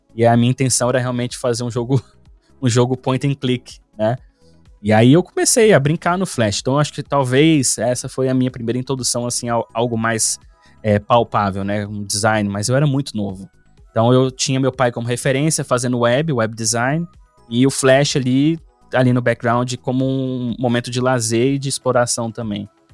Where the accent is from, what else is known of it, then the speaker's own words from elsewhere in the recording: Brasília, Federal District, Brazil; moved away as an adult; now in Finland; eu sou nascido e criado no Cerrado Brasileiro, né? lá em Brasília